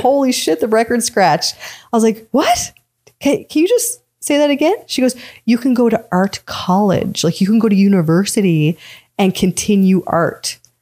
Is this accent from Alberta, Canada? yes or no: no; Newfoundland and Labrador, Canada; growing up in Newfoundland was tough too